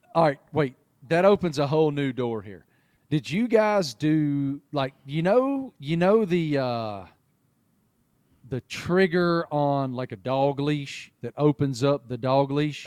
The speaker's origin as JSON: {"language": "English", "region": "Appalachia", "country": "United States", "tie": "born or raised there", "moved": "as an adult", "lives_now": "Charlotte, United States", "said": "I grew up in Appalachia"}